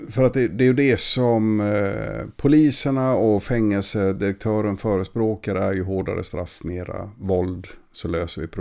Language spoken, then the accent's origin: Swedish; Gothenburg, Västra Götaland, Sweden; du får inte kalla mig för feskekörka bara för att jag kommer från Göteborg.